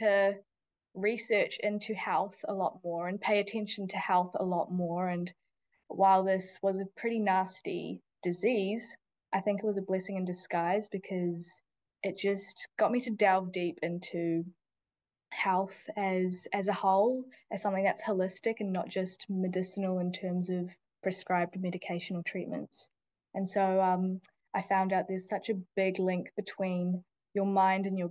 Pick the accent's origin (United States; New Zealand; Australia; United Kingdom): New Zealand; also born or lived in India; So I was born in India, but I grew up mostly in New Zealand